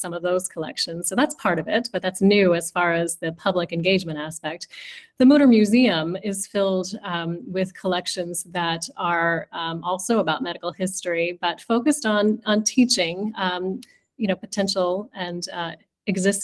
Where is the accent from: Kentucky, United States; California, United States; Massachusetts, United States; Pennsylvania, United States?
Pennsylvania, United States; Philadelphia; I grew up in Philadelphia as well